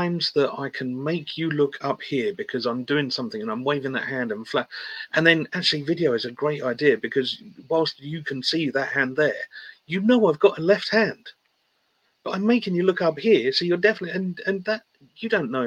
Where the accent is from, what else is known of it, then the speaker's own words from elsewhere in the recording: United Kingdom; We're British.